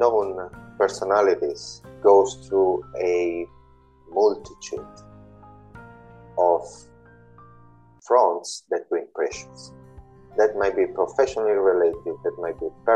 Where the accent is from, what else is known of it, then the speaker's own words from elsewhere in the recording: Italy; now in London, United Kingdom; I do live in London in the UK, and I was born in Italy almost 40 years ago